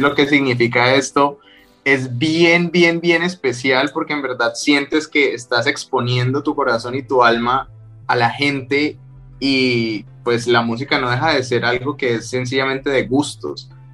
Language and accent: Spanish; Cali, Valle del Cauca, Colombia; moved away as an adult; also born or lived in Bogotá, Colombia; yo soy de Cali, en, Colombia, que es la capital de la salsa